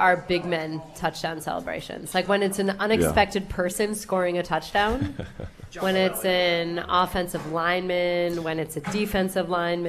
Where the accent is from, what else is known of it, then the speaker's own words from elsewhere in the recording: New Jersey, United States; accent: New Jersey; New Jersey water. You can hear my New Jersey accent every so often. I've worked hard to lose it.